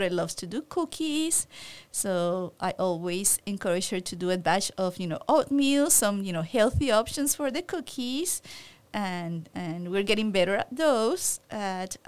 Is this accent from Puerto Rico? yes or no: yes; Puerto Rico; now in San Antonio, United States; I'm from Puerto Rico